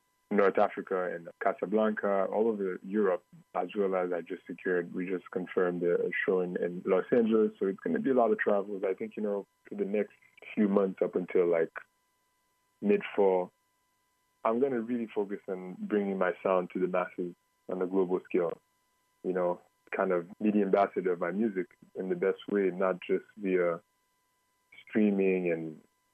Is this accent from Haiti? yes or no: yes; Haiti; Haiti, which is my home country